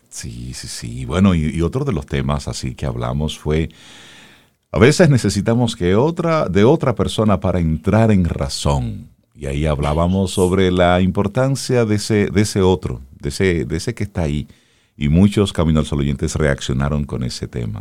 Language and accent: Spanish; Dominican Republic